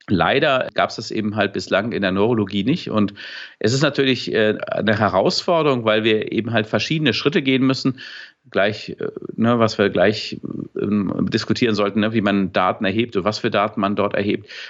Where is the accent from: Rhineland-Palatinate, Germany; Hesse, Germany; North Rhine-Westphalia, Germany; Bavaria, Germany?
North Rhine-Westphalia, Germany; Dortmund; oder beim Bayern München Trikot, was ich mir natürlich als Dortmunder nie kaufen würde.